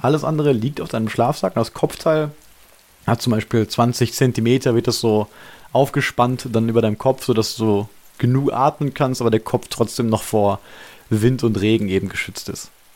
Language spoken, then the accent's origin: German; Germany; als Deutscher